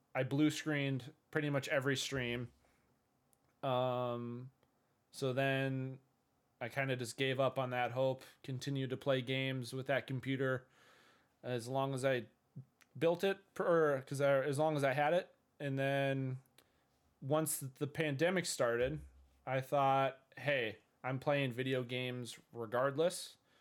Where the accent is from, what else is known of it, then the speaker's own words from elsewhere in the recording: Minnesota, United States; I'm from Minnesota in the U S of A. Uh, I've lived here all my life